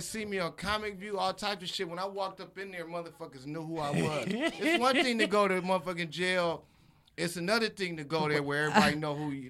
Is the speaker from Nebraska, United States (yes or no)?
yes; Nebraska, United States